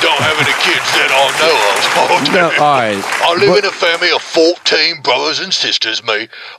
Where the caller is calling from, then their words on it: France; Hello, I am also calling from France. I work in the baguette factory.